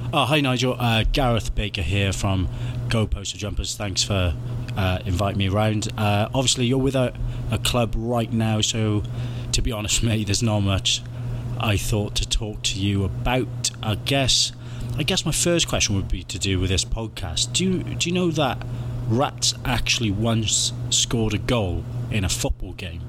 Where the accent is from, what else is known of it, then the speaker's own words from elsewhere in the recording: Wales, United Kingdom; I'm Welsh.